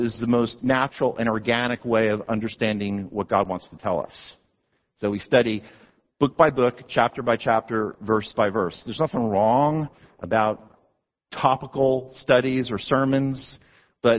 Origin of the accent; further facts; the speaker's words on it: New Jersey, United States; my home state of New Jersey